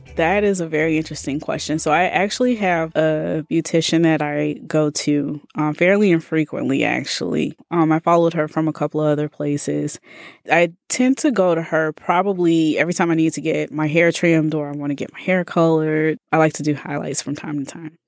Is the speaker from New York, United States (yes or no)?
no; Birmingham, Alabama, United States; moved away as an adult; also born or lived in Tallahassee, Florida / Iowa; now in Bay Area, United States; born and raised in Birmingham